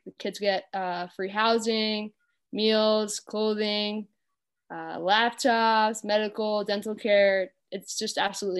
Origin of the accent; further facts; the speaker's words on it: New York, United States; I grew up on Long Island and my family has 6 kids.